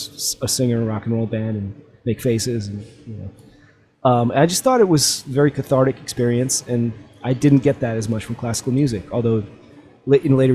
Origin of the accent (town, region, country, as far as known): Cleveland, Ohio, United States; born or raised there; English is a second language; also born or lived in St. Petersburg, Russia